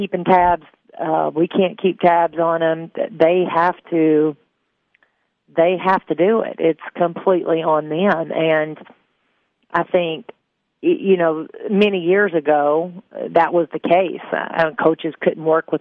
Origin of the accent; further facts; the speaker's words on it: Upper Cumberland area, Tennessee, United States; me growing up in the Upper Cumberland area, I am a rural girl.